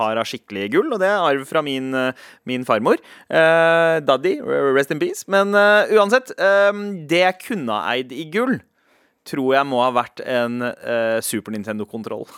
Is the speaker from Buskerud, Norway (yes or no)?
yes; Drammen, Buskerud, Norway; der jeg kommer fra, så er det veldig populært med gull. Altså Drammen